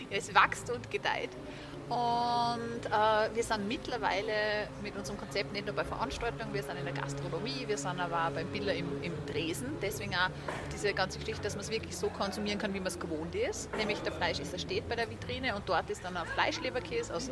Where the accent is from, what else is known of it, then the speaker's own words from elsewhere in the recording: Austria; die wir als Österreicher und Österreicherinnen kennen.